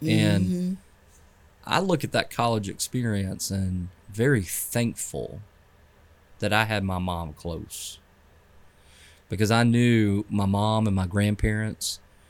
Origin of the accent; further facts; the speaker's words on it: Clemson, South Carolina, United States; I grew up in Clemson. Went to Daniel High School